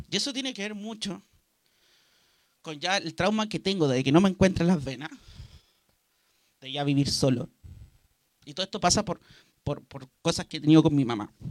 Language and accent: Spanish; Copiapó, Atacama, Chile; also born or lived in Santiago; yo soy criado acá en Copiapó, pero llegué cuando tenía 8 años acá. Yo nací en Santiago.